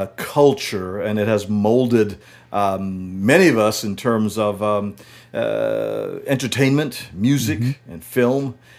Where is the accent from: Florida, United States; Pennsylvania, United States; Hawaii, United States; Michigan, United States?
Hawaii, United States; North Shore of Oahu; also born or lived in Honolulu; I was brought up on the North Shore